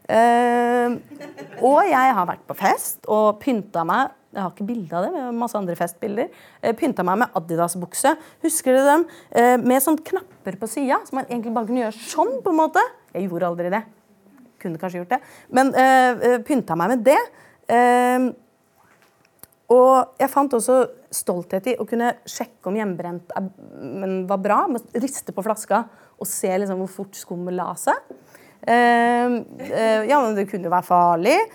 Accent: Sarpsborg, Østfold, Norway; jeg tenkte jeg bare skulle gi dere et lite sånn innblikk i oppveksten min i Sarpsborg.

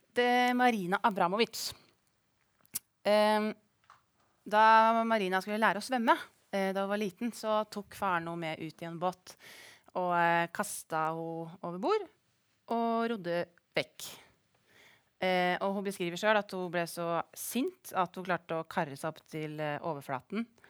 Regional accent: Rygge, Østfold, Norway; now in Stavanger, Norway; Jeg er fra Rygge i Østfold

